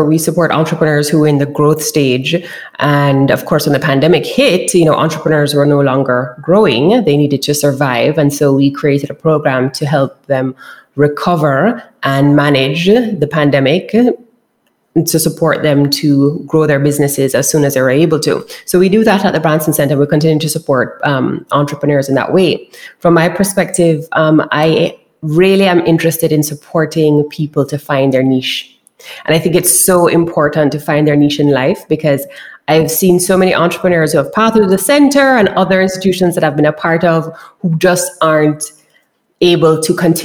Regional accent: Kingston, Jamaica; I am from Kingston, Jamaica. So that's a part of the island that I'm from and I grew up in.

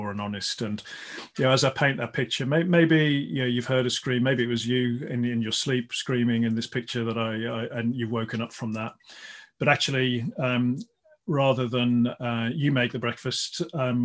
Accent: Midlands, United Kingdom; I grew up in the Midlands and I played a lot of basketball actually, when I was growing up

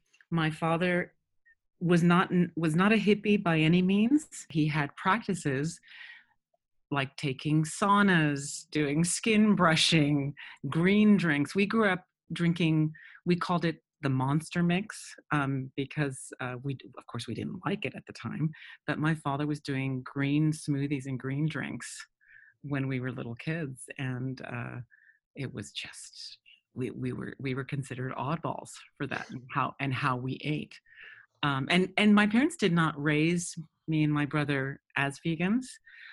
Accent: United States; born there; So I was born in the States, but my father spent quite a bit of time working in Mexico, and we were also in South America, some in Cali and Bogota.

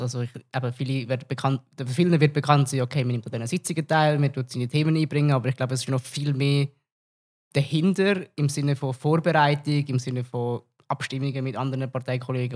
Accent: Zug, Switzerland; Ich bin ja selber auch aus dem Kanton Zug

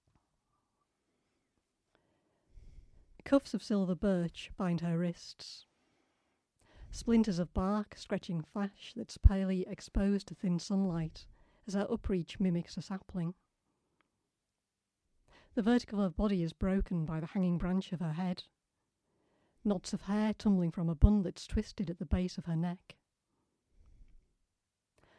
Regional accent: Ossett, Yorkshire and the Humber, United Kingdom; I grew up in Ossett, which is kind of on the cusp

